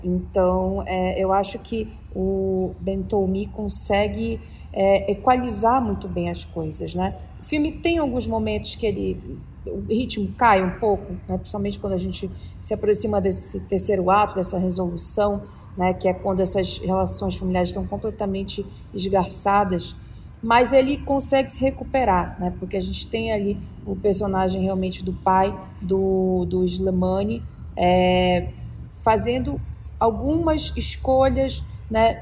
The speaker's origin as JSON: {"language": "Portuguese", "region": "Pará", "country": "Brazil", "moved": "yes", "said": "falando de Pará, né, o estado onde, de onde eu vim"}